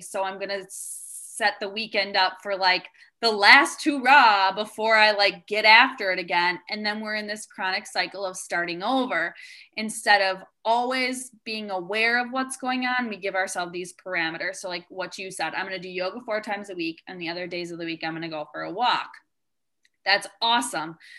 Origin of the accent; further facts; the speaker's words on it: Wisconsin, United States; I'm from the Midwest as well. I grew up in Wisconsin